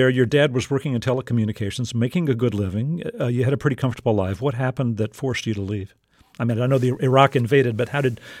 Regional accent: South Texas, United States; I grew up in South Texas. I recognize that accent.

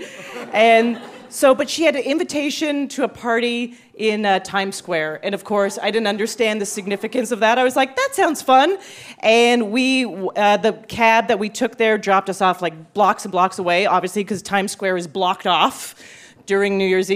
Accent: Canada; moved away as an adult; also born or lived in Montreal; now in New York, United States; I am Canadian

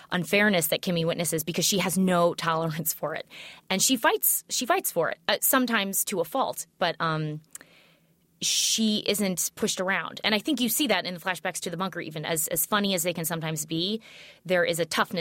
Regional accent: St. Louis, Missouri, United States; moved away as an adult; also born or lived in New York; I grew up in St. Louis

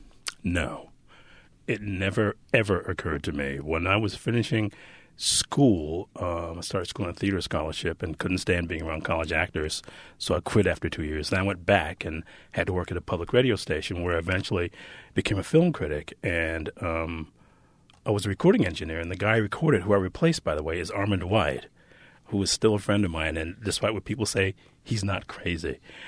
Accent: Detroit, Michigan, United States; I grew up in what I think they now demographically call an urban existence.

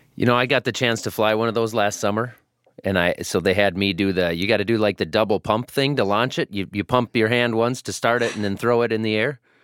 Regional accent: Iowa, United States; I'm from Iowa.

